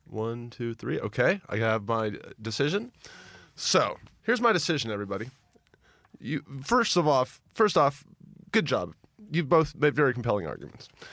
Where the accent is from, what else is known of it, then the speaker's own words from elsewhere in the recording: Memphis, Tennessee, United States; I remember being a little boy, uh, growing up in Memphis, Tennessee